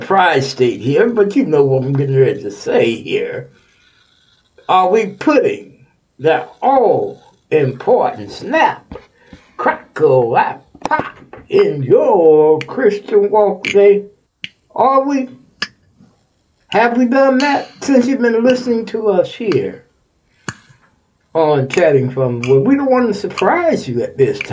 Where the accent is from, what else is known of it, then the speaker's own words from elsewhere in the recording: Texas, United States; now in Ohio, United States; You my home state.